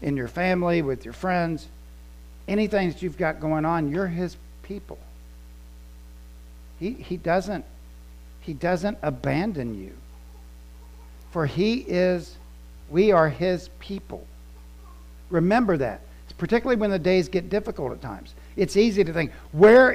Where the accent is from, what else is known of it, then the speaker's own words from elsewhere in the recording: Florida, United States; also born or lived in Columbus, Ohio / West Virginia (family) / Scotland (ancestry); I claim from, I'm Ohio, because I was born in Columbus. Then moved to Florida when I was little, 5 years old.